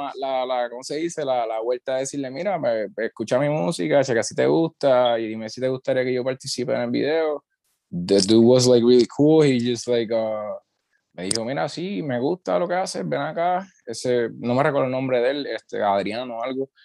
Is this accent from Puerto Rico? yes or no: yes; Utuado, Puerto Rico; vengo del pueblo de Utuado